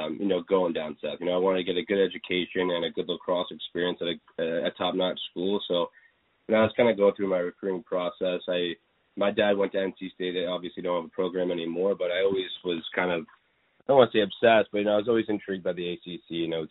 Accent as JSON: {"language": "English", "region": "Ontario", "country": "Canada", "tie": "born or raised there", "said": "growing up in Ontario, you kind of have either lacrosse or mainly the main sport is hockey."}